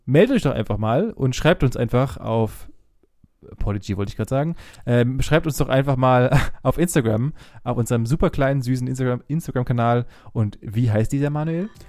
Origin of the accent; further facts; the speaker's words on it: Germany; wir als Deutsche